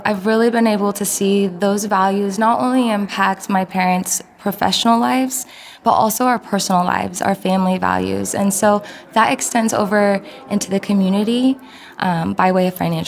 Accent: Oregon, United States; I'm from Oregon

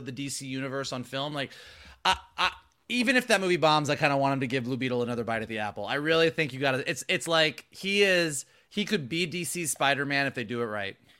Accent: Gainesville, Florida, United States; I grew up in Gainesville, Florida, not Hollywood

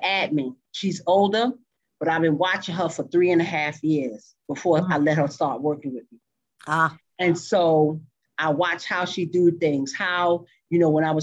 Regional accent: New York, United States; moved away as an adult; now in Texas, United States; I'm from New York.

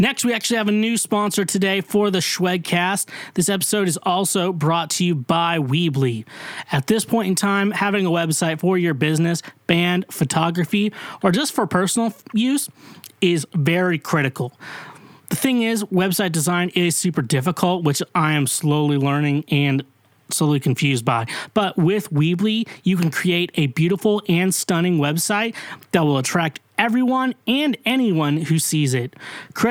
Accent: Kansas, United States; also born or lived in Missouri; now in Nashville, United States; I'm from Kansas

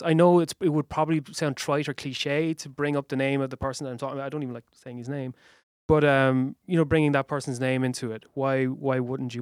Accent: Waterford, Munster, Ireland; I grew up in Waterford

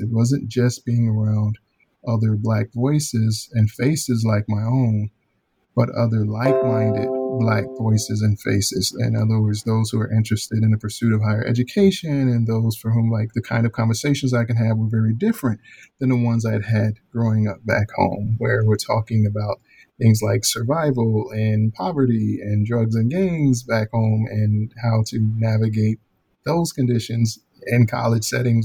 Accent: Chicago, Illinois, United States; born or raised there; moved away as an adult; also born or lived in Alabama / Florida

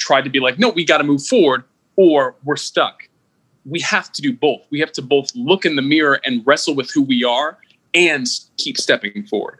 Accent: United States; I'm an American. I'm an American with all that entails

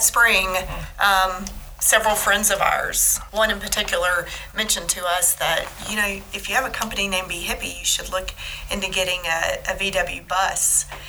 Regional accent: Tennessee, United States; Because we're from Tennessee

